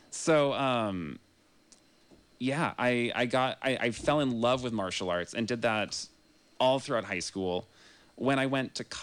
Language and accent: English; Grass Valley, California, United States; and that was how I came from Grass Valley to to UC Santa Cruz.